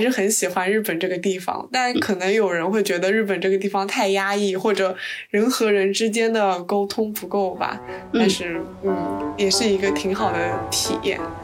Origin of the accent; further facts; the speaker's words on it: Suzhou, Jiangsu, China; now in United Kingdom; 我也是南方人，我是苏州的